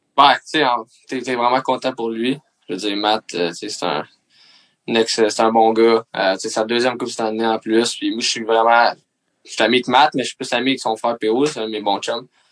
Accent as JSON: {"language": "French", "town": "Mercier", "region": "Quebec", "country": "Canada", "said": "je viens de Mercier"}